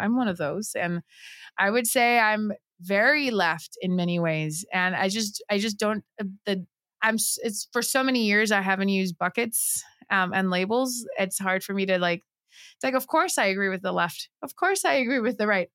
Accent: Puerto Rico; I was born and raised in Puerto Rico.

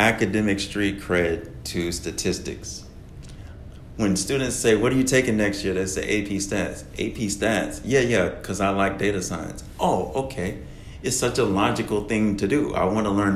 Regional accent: Oxford, North Carolina, United States; I'm from North Carolina and Durham is really close to where I'm from, a small town, Oxford, North Carolina, shout out to Oxford, North Carolina, I'm working with two teachers from my home high school

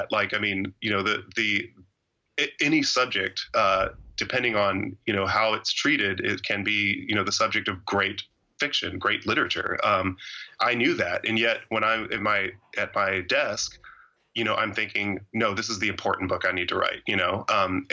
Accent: Georgia, United States; I'm from Georgia, and my family's from Georgia going back, you know, generations

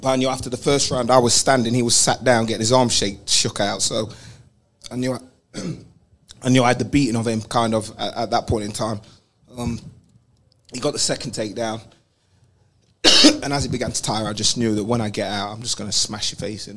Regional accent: London, United Kingdom; we're both from London or England.

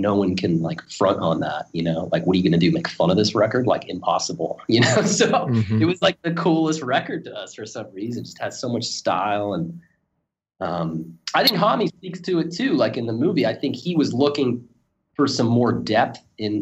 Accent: Pittsburgh, Pennsylvania, United States; moved away; I'm actually from Pittsburgh, Pennsylvania, originally

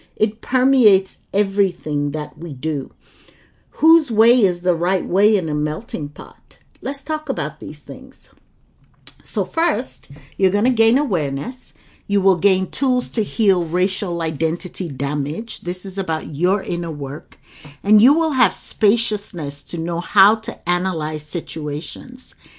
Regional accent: Lagos, Nigeria; I grew up in Lagos, Nigeria

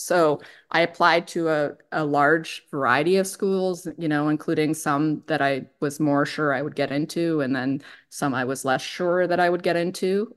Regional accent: State College, Pennsylvania, United States; moved away; I grew up in State College where Penn State is.

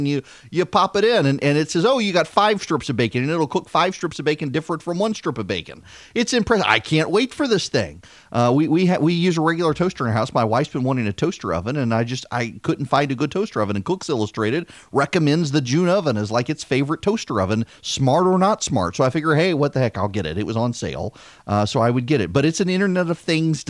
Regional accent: Dubai, United Arab Emirates; Seriously, we grew up in Dubai and we would travel abroad, and my mother would keep Heinz ketchup in her purse.

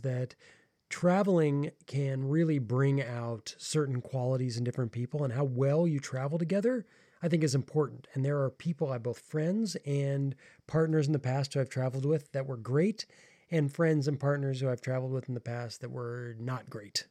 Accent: United States; I am American

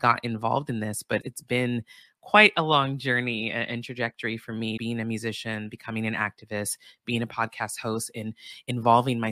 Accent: Santa Barbara, California, United States; I grew up in Santa Barbara, California, which is a predominantly white town in Southern California

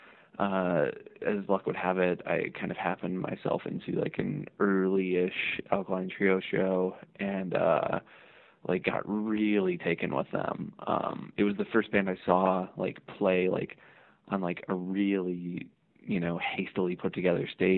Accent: Hammond, Indiana, United States; I grew up, I'm originally from Northwest Indiana, a city called Hammond

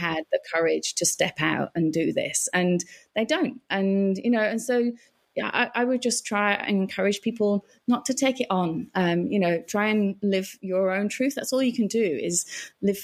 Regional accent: England, United Kingdom; now in Australia; I'm English, and you know, I've come here

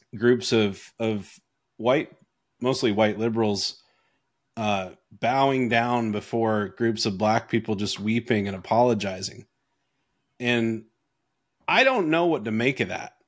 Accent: North Carolina, United States; also born or lived in Canada; I grew up in North Carolina. I grew up in the middle of nowhere in North Carolina

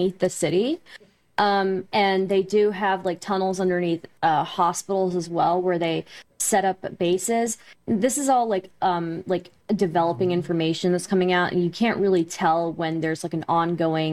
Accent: United States; I was born and raised in America. My family is from India originally.

